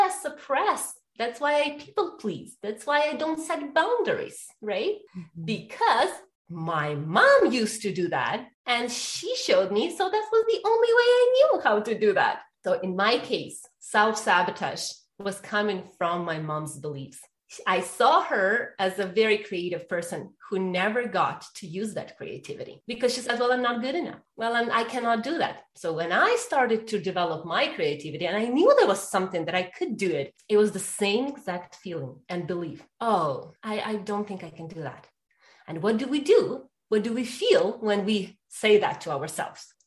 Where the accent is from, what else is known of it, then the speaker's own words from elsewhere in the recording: Ukraine; I was born and raised in Ukraine